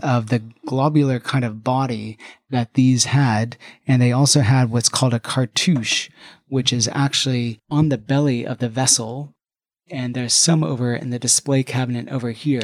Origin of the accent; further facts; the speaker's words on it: United States; now in London, United Kingdom; as an American